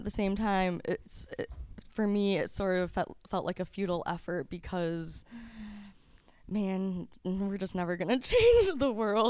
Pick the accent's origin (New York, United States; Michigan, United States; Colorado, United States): Michigan, United States; also born or lived in South Korea; now in Los Angeles, United States; I grew up in Michigan